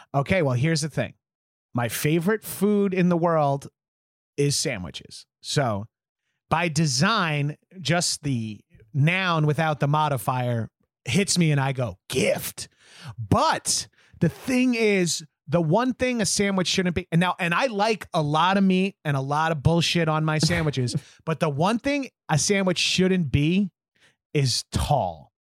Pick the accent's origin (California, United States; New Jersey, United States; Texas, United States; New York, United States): New York, United States; I'm a New Yorker.